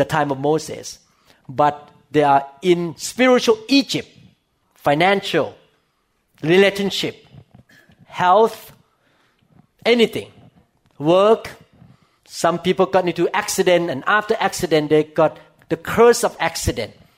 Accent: Thailand; English is a second language; moved away; I came from Thailand and I speak Thai. So people who understand Thai understand me. I cannot speak English as well as Thai

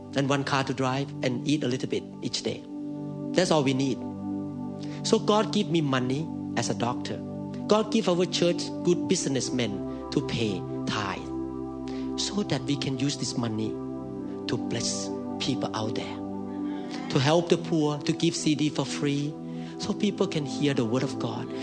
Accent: Thailand; accent: Thai; Mine is Thai accent

